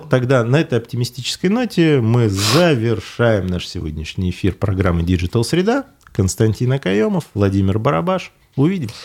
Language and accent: Russian; Ufa, Bashkortostan, Russia; я из Уфы